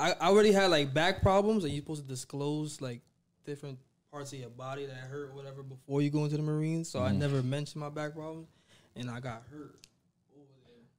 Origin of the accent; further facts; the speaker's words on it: New York City, New York, United States; also born or lived in Bronx, New York; I grew up in New York, yeah. We grew up in Brooklyn at first.